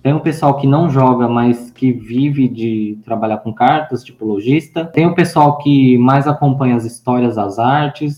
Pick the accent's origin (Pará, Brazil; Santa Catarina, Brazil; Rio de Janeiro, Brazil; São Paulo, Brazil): São Paulo, Brazil; Eu sou nascida aqui em São Paulo, atualmente moro aqui em São Paulo também, São Paulo capital